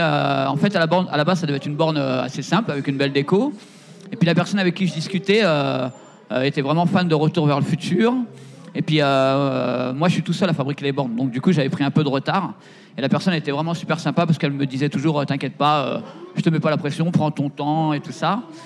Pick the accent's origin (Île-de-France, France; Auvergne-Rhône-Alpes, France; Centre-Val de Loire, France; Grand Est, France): Île-de-France, France; Seine-et-Marne; je suis de Seine-et-Marne